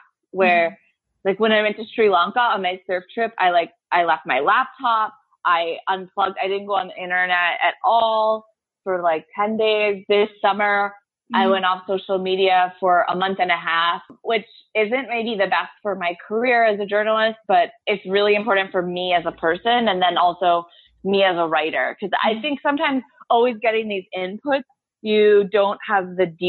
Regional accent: Southampton, New York, United States; moved away as an adult; also born or lived in Italy / Dominican Republic; now in Beirut, Lebanon; 2 years of reporting that I did in my hometown, Southampton, New York

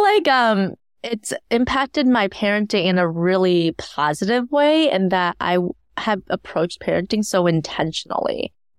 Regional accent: Ann Arbor, Michigan, United States; also born or lived in Shanghai, China; I grew up in Ann Arbor, Michigan

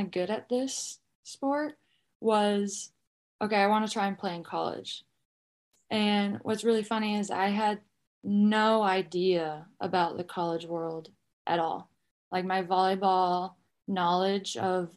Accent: Boise, Idaho, United States; I grew up in Boise, Idaho.

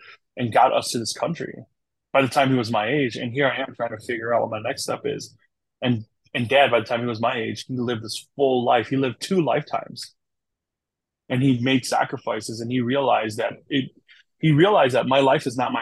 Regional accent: Wisconsin, United States; also born or lived in Thailand / St. Paul, Minnesota; I'm a Wisconsin boy originally. I'm from Wisconsin, so I'm a Wisconsin boy

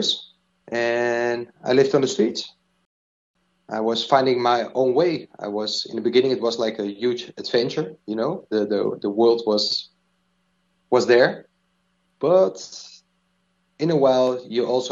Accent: Diemen, North Holland, Netherlands; I grew up in Diemen. Small place nearby Amsterdam

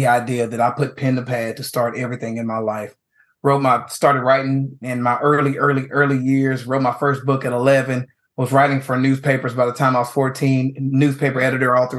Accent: New Caney, Texas, United States; I'm a writer from New Caney, Texas, who came out with a dream.

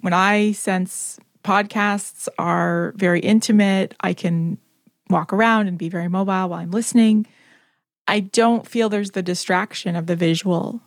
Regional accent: Canada; I'm Canadian.

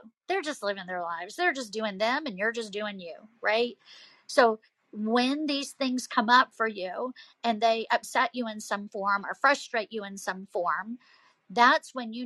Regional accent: the South, United States; accent: Southern; as you can tell from my accent, I'm from the South

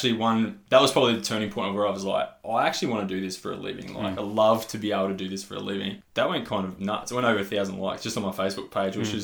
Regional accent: Warrnambool, Victoria, Australia; it's called Cannon Hill in Warrnambool, in my hometown

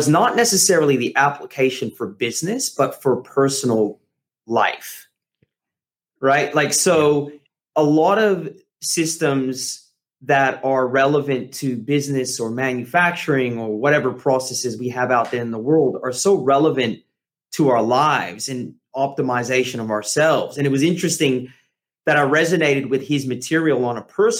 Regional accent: California, United States; I grew up in California

